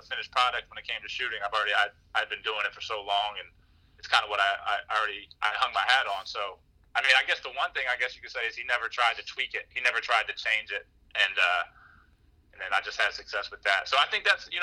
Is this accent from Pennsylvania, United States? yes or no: yes; Harrisburg, Pennsylvania, United States; also born or lived in Philadelphia; born and raised in Harrisburg, Pennsylvania